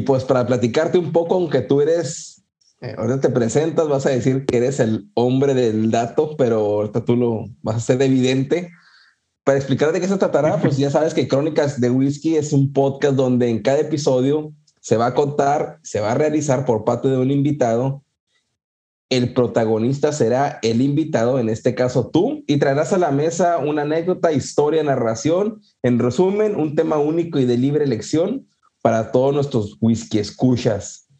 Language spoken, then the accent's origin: Spanish; Puerto Rico; de aquí de Puerto Rico también